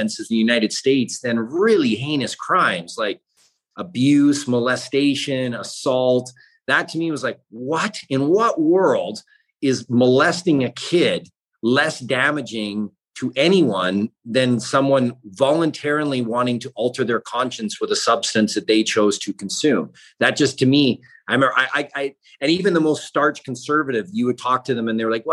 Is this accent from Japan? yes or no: no; British Columbia, Canada; where I grew up in British Columbia